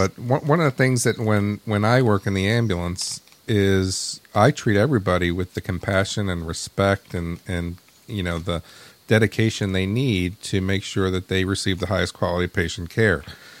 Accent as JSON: {"language": "English", "town": "New York City", "region": "New York", "country": "United States", "tie": "born or raised there", "said": "growing up in New York City, I like to say that I kind of have that street presence."}